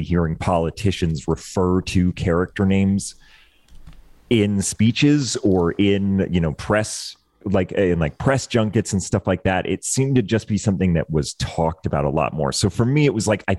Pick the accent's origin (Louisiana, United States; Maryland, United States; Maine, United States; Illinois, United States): Maine, United States; moved away; my whole family is still out there. My sister, my brother, their kids, and my parents, aunts and uncles, they're all still out there